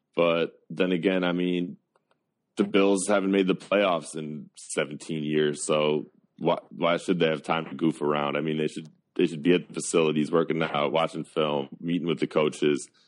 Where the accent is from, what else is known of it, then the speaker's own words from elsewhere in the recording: South Florida, United States; I grew up in South Florida